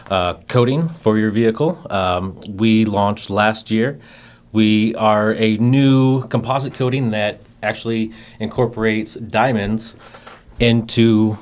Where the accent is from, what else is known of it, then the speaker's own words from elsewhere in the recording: Boise, Idaho, United States; I am from Boise, Idaho.